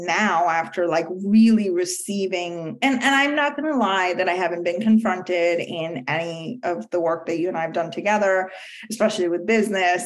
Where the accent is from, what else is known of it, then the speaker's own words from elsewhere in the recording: India; moved away; I grew up in India